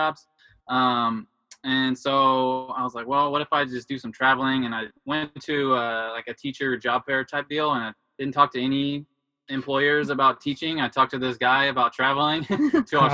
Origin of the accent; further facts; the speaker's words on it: Houston, Texas, United States; I was born and raised in Houston, Texas.